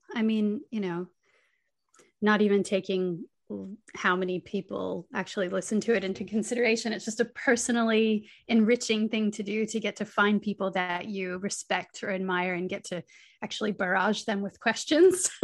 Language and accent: English; St. Augustine, Florida, United States; moved away as an adult; now in Byron Bay, Australia; I grew up in Saint Augustine